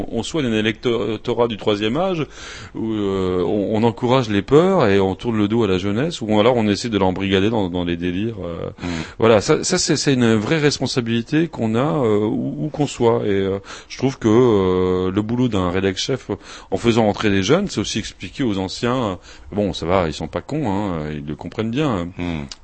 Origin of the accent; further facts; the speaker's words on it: Grand Est, France; le délit de blasphème existe chez moi en Alsace-Moselle, figurez-vous